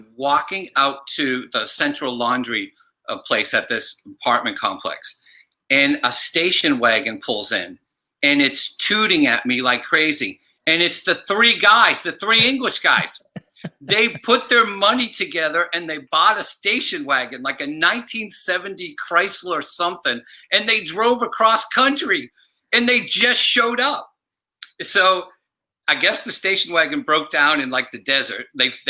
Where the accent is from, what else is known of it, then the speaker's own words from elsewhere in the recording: Massachusetts, United States; And I'm from Massachusetts, and I'm on holiday back in Massachusetts.